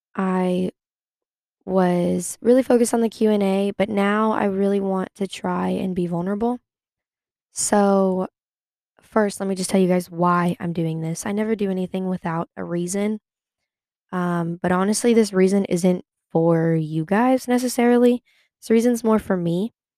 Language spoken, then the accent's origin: English; Sacramento, California, United States; moved away as an adult; now in Chapel Hill, United States; I am from Sacramento, California. I am currently in Chapel Hill, North Carolina